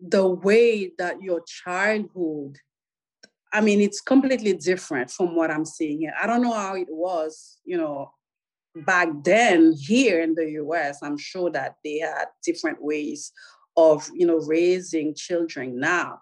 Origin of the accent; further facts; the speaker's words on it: Pétionville, Ouest, Haiti; now in United States; I was born in Port-au-Prince, not Port-au-Prince itself, but in a small suburb of Port-au-Prince, which is called Pétionville